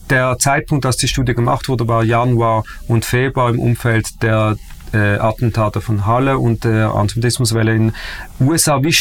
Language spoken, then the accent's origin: German; Switzerland; Und in diesem Rassismusproblem sind wir als Schweizer Juden sozusagen auch betroffen